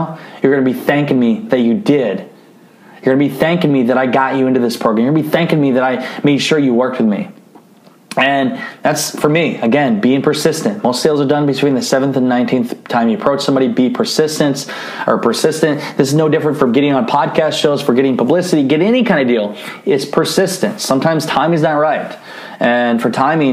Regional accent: Northeast Iowa, United States; I grew up in Iowa. So we talk a little different in Northeast Iowa

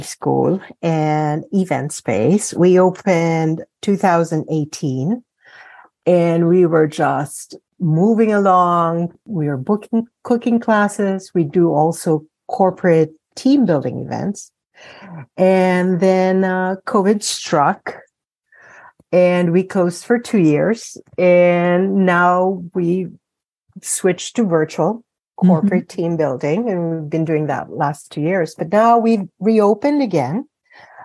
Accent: Philippines; moved away; I grew up in the Philippines. I am Filipina.

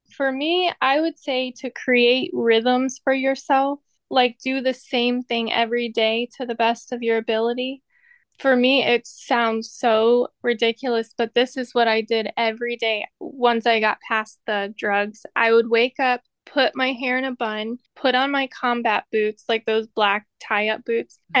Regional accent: Indiana, United States; I grew up here in Indiana. I've been here pretty well my whole life.

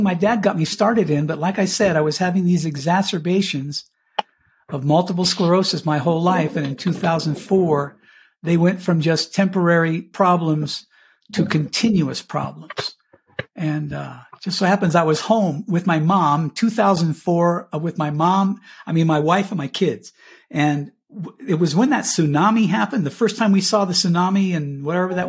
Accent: Cañon City, Colorado, United States; moved away as an adult; also born or lived in Miami / Pueblo, Colorado; I grew up in Canyon City, my hometown, in where the state penitentiary is

